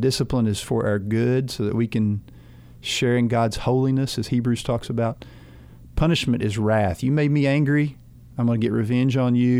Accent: United States; As an American

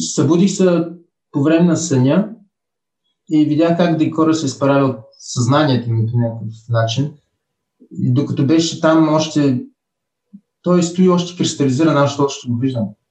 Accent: Burgas, Burgas Province, Bulgaria; also born or lived in Nice, France; now in Lyon, France; идвам от Бургас

